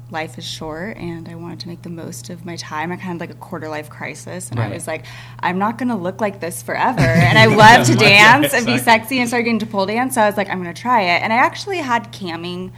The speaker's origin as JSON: {"language": "English", "area": "Bay Area", "region": "California", "country": "United States", "said": "I'm originally from the Bay Area, California."}